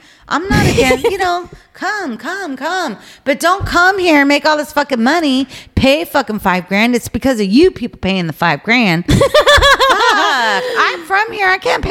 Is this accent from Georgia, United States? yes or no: no; California, United States; when you're born and raised in California, this is where I was born and raised.